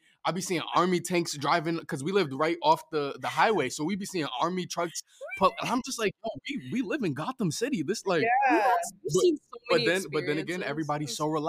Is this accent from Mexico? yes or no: no; New York, United States; moved away; also born or lived in Los Angeles; I'm from New York originally